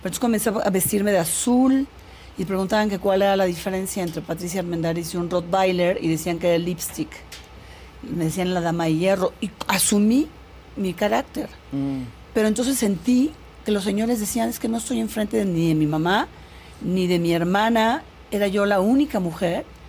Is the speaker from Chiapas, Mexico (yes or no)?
yes; Comitán, Chiapas, Mexico; also born or lived in England; Yo nací en Comitán.